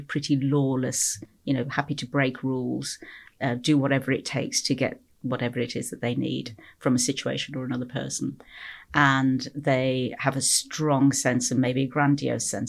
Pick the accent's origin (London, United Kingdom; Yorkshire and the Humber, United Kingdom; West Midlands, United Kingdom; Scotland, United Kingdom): West Midlands, United Kingdom; Stourbridge; moved away as an adult; also born or lived in Kingswinford / Liverpool; I grew up in the Midlands here in the UK, Stourbridge. That area just outside Birmingham